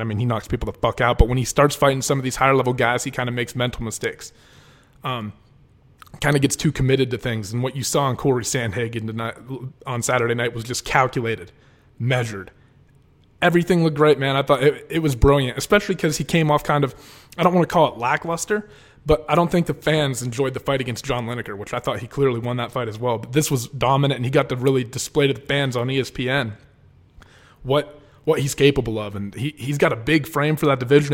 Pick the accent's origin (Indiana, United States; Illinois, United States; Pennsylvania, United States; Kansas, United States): Pennsylvania, United States; Oil City; moved away; I'm originally from Oil City, which is about an hour and a half north of Pittsburgh